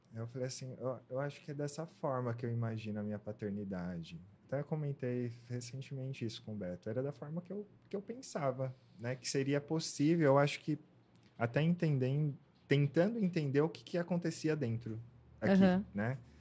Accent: Ribeirão Pires, São Paulo, Brazil; Eu sou do, de Ribeirão Pires, na ABC Paulista. Nasci, cresci lá.

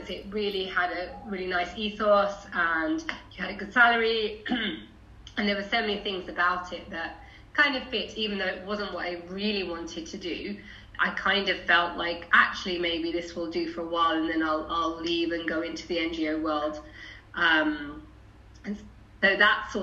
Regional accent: London, United Kingdom; I grew up in Haringey, went on to a right-on left-wing girl school in Haringey

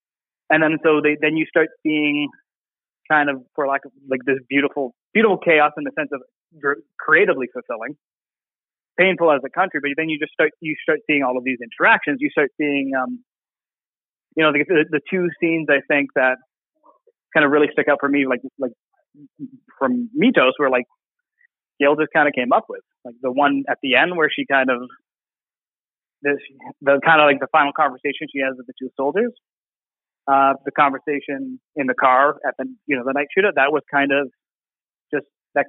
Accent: Alberta, Canada; born there; Anglophone, born in Quebec to a, born in Alberta to a military family. You know, this is, I could identify as Canadian as a child.

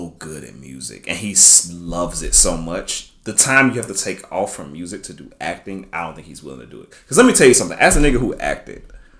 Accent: the South, United States; I'm from the South.

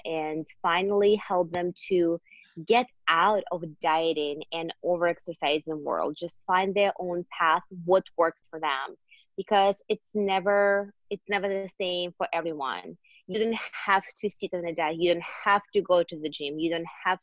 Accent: Siberia, Russia; English is a second language; moved away as an adult; I am born and raised in Siberia, in Russia, actually. I moved here 7.5 years ago on my own

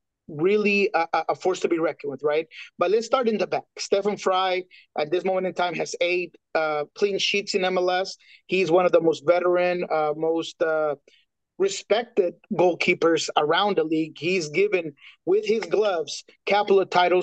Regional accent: Colombia; I'm Colombiano, I'm from South America

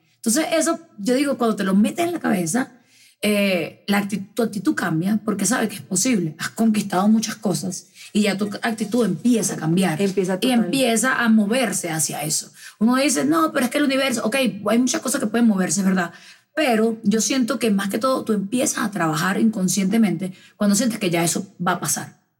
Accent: Venezuela; now in Medellín, Colombia; yo soy venezolana, que estoy acá sola

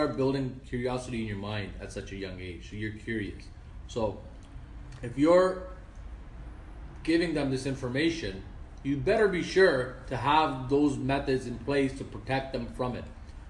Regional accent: Toronto, Ontario, Canada; while I was born and raised in Toronto, why do I have to follow the ways of how my parents were raised?

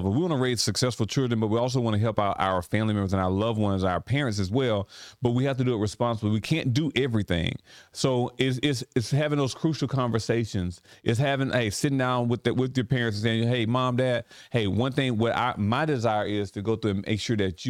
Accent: Sparta, Georgia, United States; also born or lived in Millsville; And Sparta's our hometown. We love Sparta. Right. We love Sparta a lot. We were raised and born in Millsville, raised in Sparta as well.

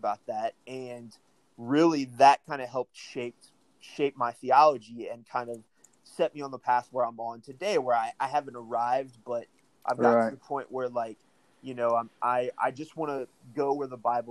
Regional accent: De Soto, Missouri, United States; I grew up with here in Missouri

